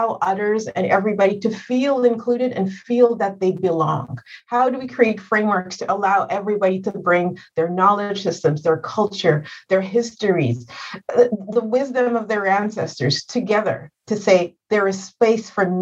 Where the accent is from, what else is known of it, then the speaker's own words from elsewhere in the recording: Rwanda; moved away as an adult; also born or lived in Montreal; I'm from Rwanda.